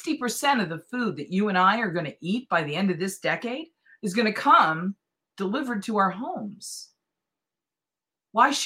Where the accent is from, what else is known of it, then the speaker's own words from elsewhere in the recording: East Coast, United States; grew up on the East Coast with Pepperidge Farm